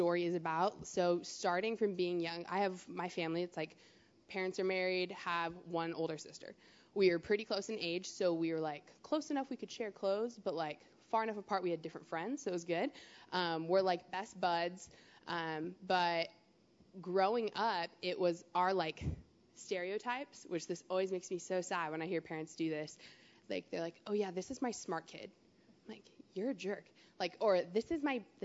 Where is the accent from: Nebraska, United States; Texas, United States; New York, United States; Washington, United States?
Washington, United States; Maple Valley; growing up for me, I grew up in Maple Valley.